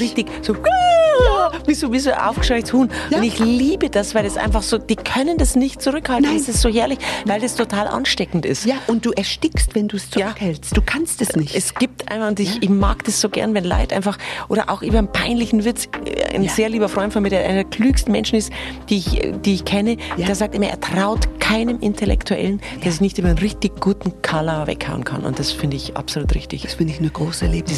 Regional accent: Erding, Bavaria, Germany; ich bin in Erding zur Schule gegangen und das ist ja schon sehr ländlich auch, aber ich war halt die einzige Pflege von einem Bauernhof

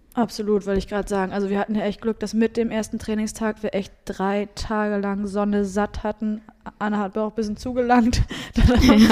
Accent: Rostock, Mecklenburg-Vorpommern, Germany; aus meiner Heimat da, aus Rostock

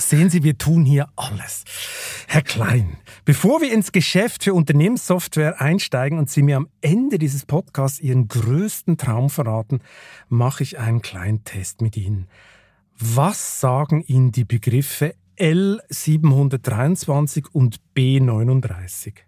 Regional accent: Switzerland; ich komme ja aus der Schweiz

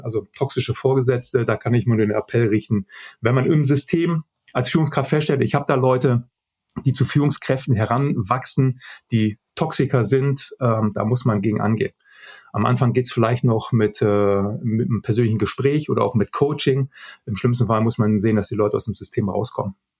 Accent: Germany; als, äh, als Deutscher groß geworden ist

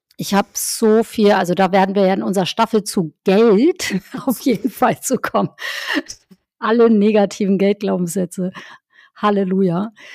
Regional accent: Northern Germany, Germany; Ich bin ja in, im Norddeutschland aufgewachsen

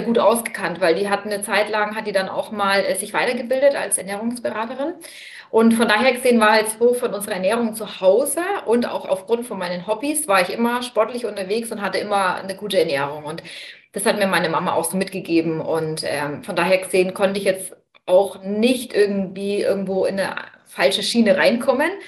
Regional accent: Bamberg, Bavaria, Germany; ich komme aus Bamberg

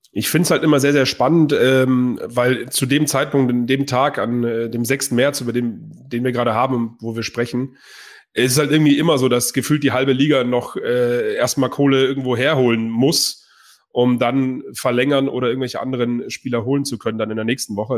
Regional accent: Bavaria, Germany; ich komme auch aus Bayern

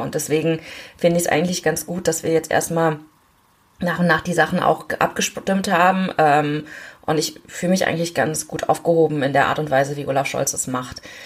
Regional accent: Germany; ich bin ja in Deutschland geboren, aber meine Eltern sind zum Studium hergekommen.

